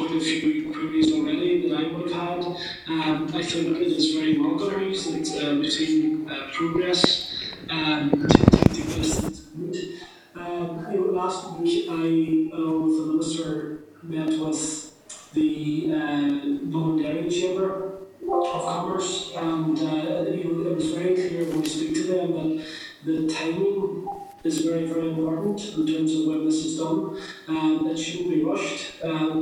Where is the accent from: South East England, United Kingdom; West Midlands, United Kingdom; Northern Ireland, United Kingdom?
Northern Ireland, United Kingdom; Derry; I'm from London Dairy